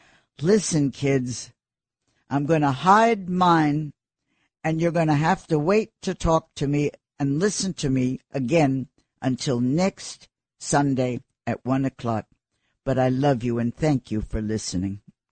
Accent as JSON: {"language": "English", "region": "New York", "country": "United States", "tie": "born there", "said": "Honey, I love New York. I was born here in Doctor's Hospital, which then was across from Gracie Mansion and is now a condo."}